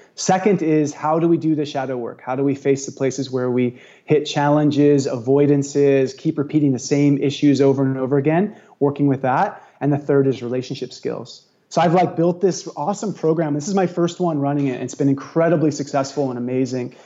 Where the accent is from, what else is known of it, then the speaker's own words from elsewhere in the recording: Santa Cruz, California, United States; now in Maui, United States; Santa Cruz is one of my hometown